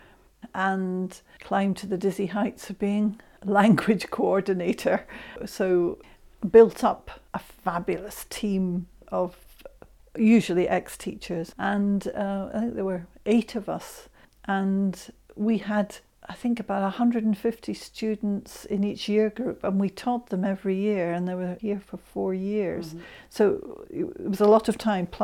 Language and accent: English; Scotland, United Kingdom; I'm Scot and I love my Scottish poetry as well.